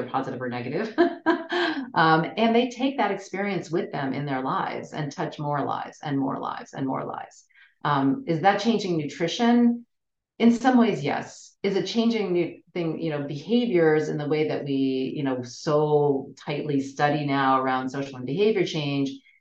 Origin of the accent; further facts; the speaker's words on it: United States; especially an American woman